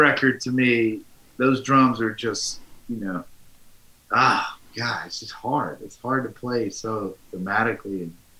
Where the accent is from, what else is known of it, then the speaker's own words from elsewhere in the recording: United States; I'm still an American dude.